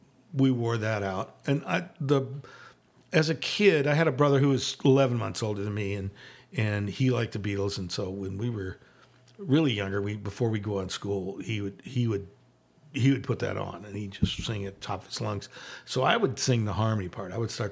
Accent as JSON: {"language": "English", "region": "Arizona", "country": "United States", "tie": "born or raised there", "said": "I'm born here. Okay. I'm a native of Arizona"}